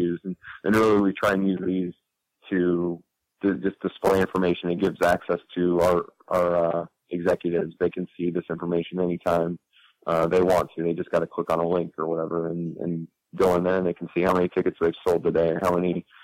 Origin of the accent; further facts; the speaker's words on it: Columbus, Ohio, United States; moved away; also born or lived in Chicago; I'm from Columbus, Ohio